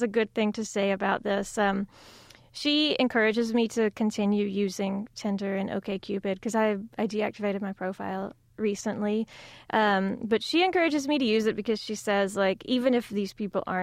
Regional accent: South Carolina, United States; my home state of South Carolina

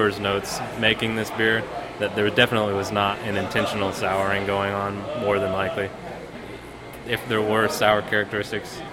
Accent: Western Kentucky, United States; moved away; I am originally from Western Kentucky

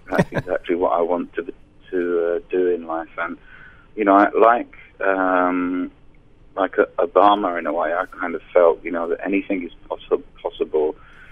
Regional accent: London, United Kingdom; I was born in Greenwich in London

